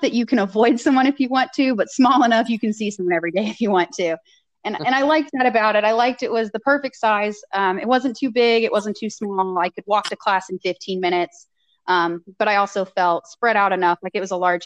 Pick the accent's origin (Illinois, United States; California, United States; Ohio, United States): Ohio, United States; I knew I wanted to stay in Ohio and within a few hours of where my family lived